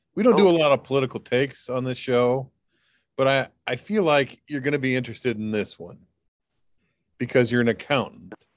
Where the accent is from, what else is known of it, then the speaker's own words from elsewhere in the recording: United States; as an American